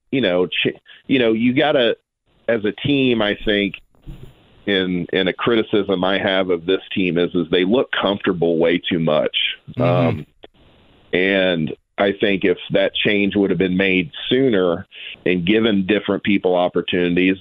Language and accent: English; Noblesville, Indiana, United States; we're from Noblesville